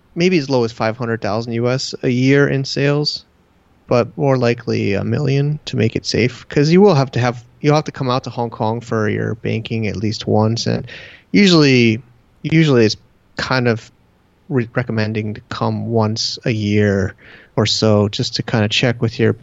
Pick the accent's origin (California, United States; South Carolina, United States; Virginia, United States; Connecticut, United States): Connecticut, United States; moved away as an adult; also born or lived in Manhattan, New York / San Diego; now in China; my hometown in Connecticut